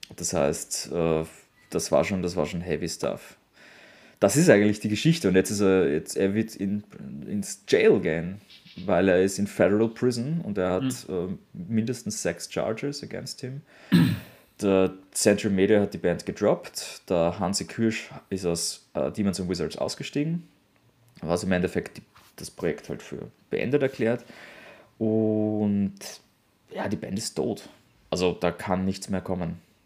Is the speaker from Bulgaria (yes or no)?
no; Austria; für mich als Europäer, für mich als Österreicher